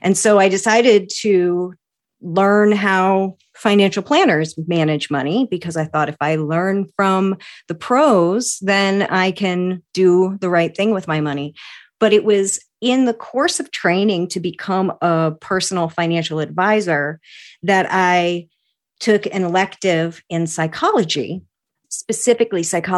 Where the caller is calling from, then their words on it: Maine, United States; I am in central Maine, in a little town of about 40,000 people, about an hour from Acadia National Park, surrounded by woods and mountains and ponds and rivers.